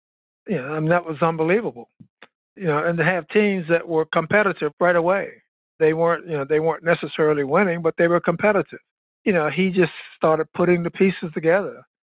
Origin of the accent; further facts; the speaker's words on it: Baltimore, Maryland, United States; moved away; I'm from Baltimore. I'm from Turner Station.